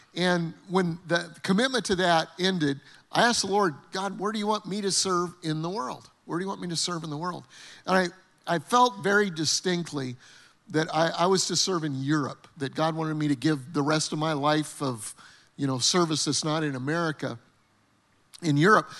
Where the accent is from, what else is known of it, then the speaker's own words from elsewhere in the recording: Denver, Colorado, United States; moved away as an adult; Terry and I grew up in Denver, Colorado